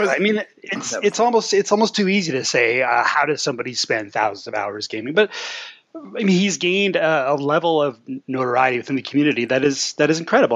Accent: Canada; as a Canadian

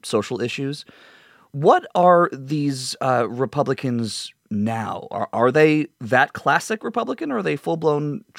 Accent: New Jersey, United States; I grew up in North Jersey

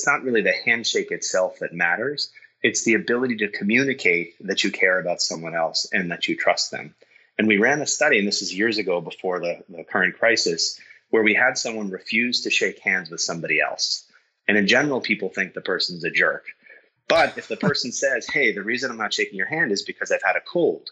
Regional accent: Boston, Massachusetts, United States; I'm from Boston

